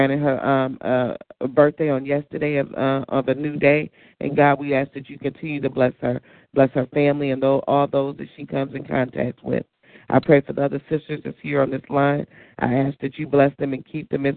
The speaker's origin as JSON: {"language": "English", "town": "Detroit", "region": "Michigan", "country": "United States", "tie": "born or raised there", "said": "my hometown, Detroit"}